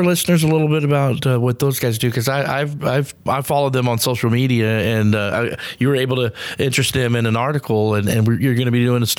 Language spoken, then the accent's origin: English; Austin, Texas, United States; I think I'm from Austin